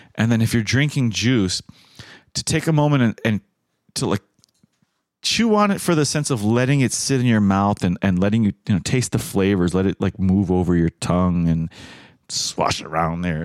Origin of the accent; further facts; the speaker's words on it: United States; as an American